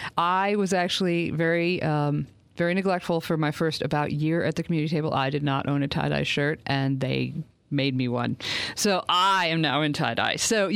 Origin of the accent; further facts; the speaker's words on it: Maine, United States; accent: Yankee; Which you can't tell from my accent, because I've been living down here so long, I've lost my Yankee accent. But I am from Maine.